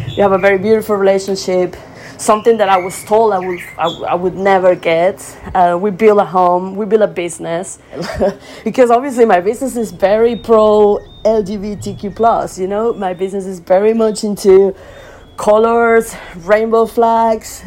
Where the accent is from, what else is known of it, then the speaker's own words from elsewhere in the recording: Venezuela; moved away; I was born in Venezuela